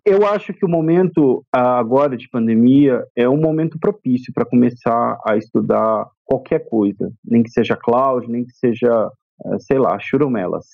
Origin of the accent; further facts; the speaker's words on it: Campinas, São Paulo, Brazil; moved away as an adult; now in São Paulo, Brazil; eu nasci no interior de São Paulo, eu sou da cidade de Campinas, atualmente moro em São Paulo.